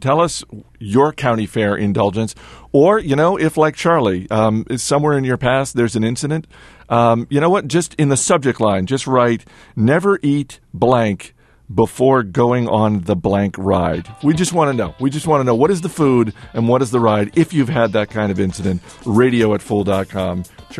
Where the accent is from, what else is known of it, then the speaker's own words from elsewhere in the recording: Canada; Also, I'm Canadian, so I can't help but root for a fellow Canadian.